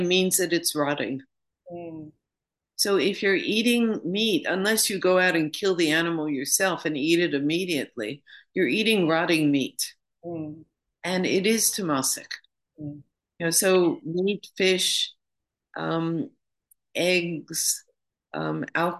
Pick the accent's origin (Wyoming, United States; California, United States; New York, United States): New York, United States; moved away as an adult; now in London, United Kingdom; I'm from New York originally. I live in London now, but I used to live in New York